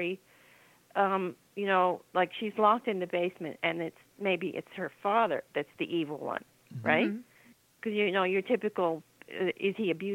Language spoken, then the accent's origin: English; Nova Scotia, Canada; I grew up in Nova Scotia